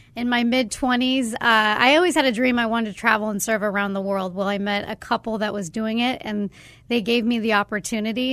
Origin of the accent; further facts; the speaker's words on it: Arizona, United States; growing up in Arizona